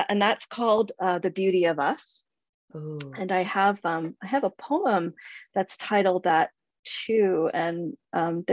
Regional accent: Whitby, Ontario, Canada; Small town Whitby, Tuesday afternoon brownies, daily Lord's prayers, Friday evening Gujarati classes

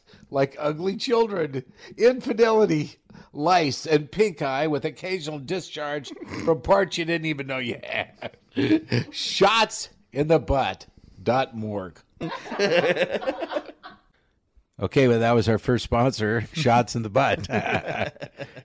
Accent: near Sterling, Colorado, United States; born or raised there; moved away; also born or lived in Sidney, Nebraska

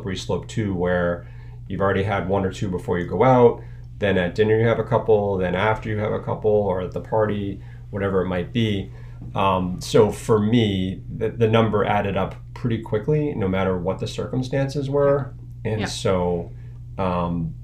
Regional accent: Needham, Massachusetts, United States; I live in Needham with my family here. I grew up in Needham, so I really, spread my wings.

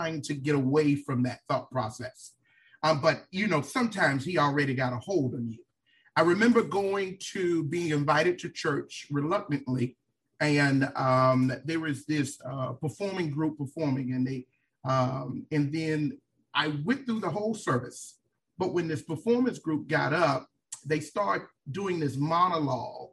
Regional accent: Miami, Florida, United States; now in Tallahassee, United States; I am from Miami, Florida. I grew up in a single-parent home.

